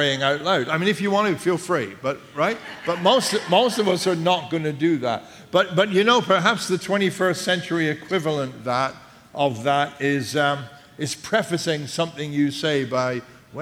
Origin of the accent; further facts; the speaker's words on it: England, United Kingdom; because we're English